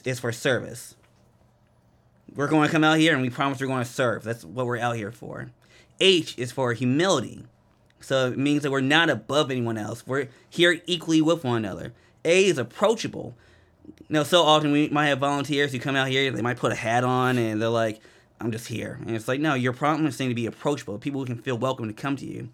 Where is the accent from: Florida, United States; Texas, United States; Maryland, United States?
Maryland, United States; Randallstown; moved away as an adult; I was raised in Baltimore, or a little town called Randall's Town, which is in Baltimore County.